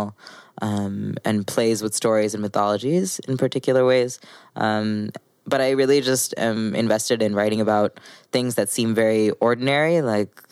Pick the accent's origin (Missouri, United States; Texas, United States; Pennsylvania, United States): Missouri, United States; I grew up in Missouri.